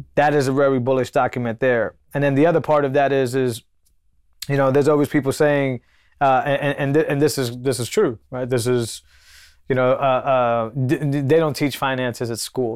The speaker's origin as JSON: {"language": "English", "region": "Massachusetts", "country": "United States", "said": "I come from Massachusetts"}